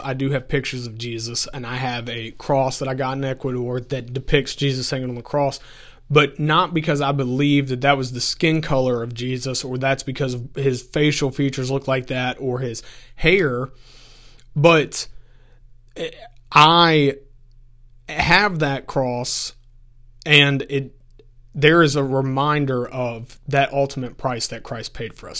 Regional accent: Augusta County, Virginia, United States; I grew up in Augusta County. So if anyone's familiar, it's the valley that is literally in between UVA College and Virginia Tech

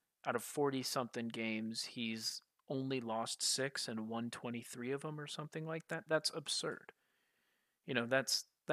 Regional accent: United States; being an American

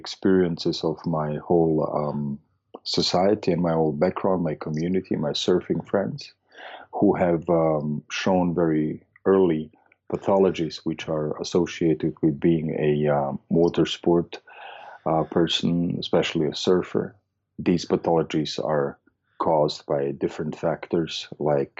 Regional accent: Vienna, Austria; I'm from Austria. I'm originally from Vienna

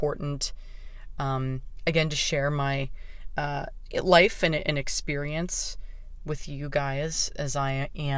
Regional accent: Pittsburgh, Pennsylvania, United States; moved away as an adult; now in Los Angeles, United States; me coming home to Pittsburgh

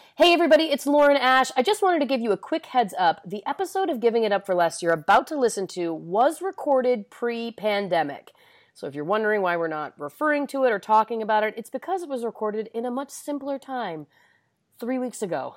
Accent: Canada; now in United States; As a Canadian

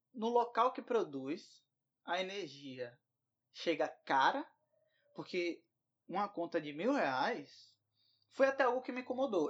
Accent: Bahia, Brazil; a Bahia, de onde eu venho

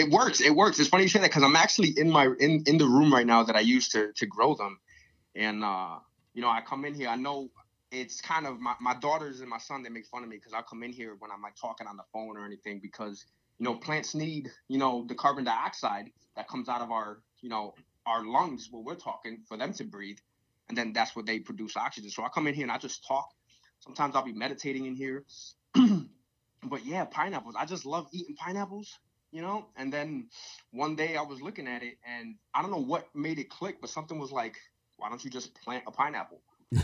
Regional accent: Pennsylvania, United States; born there; I'm like, I was born in Pennsylvania. What else do you want?

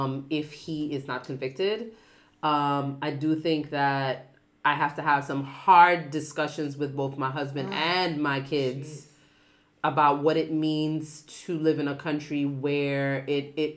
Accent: New York City, New York, United States; moved away; I'm from Brooklyn too

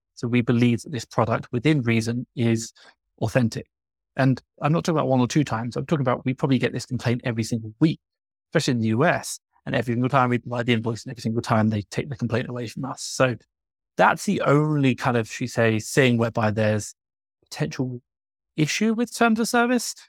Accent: England, United Kingdom; moved away as an adult; now in Mexico City, Mexico; I'm from England. Right now, I'm living in Mexico City

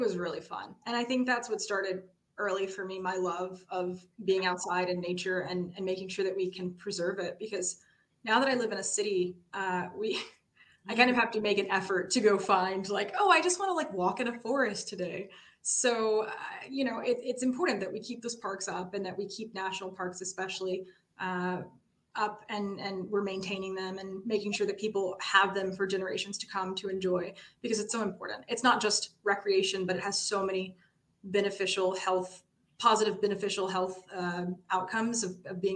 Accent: Atlanta, Georgia, United States; moved away as an adult; also born or lived in Tennessee / Spain; now in Chicago, United States; I was born in Tennessee. My formative years, we moved there for my dad's work when I was around 10 or 12, something like this. Those were spent in Atlanta

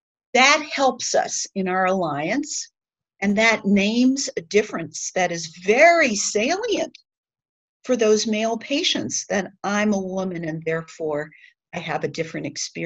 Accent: Kirkwood, Missouri, United States; I'm a recovering Midwesterner. I moved here from Kirkwood, Missouri.

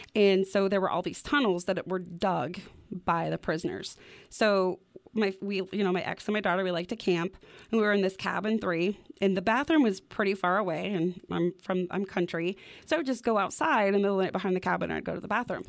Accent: Wyoming, United States; growing up in Wyoming, like, the clear skies

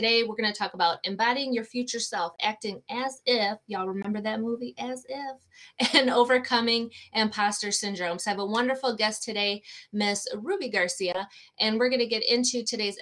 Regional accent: Puerto Rico; I'm Latina as well. I'm Puerto Rican

